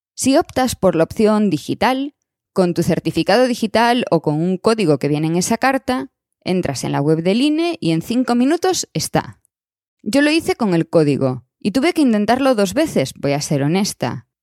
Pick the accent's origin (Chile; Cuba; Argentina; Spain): Spain; moved away as an adult; also born or lived in Madrid; now in Switzerland; me fui de España hasta hoy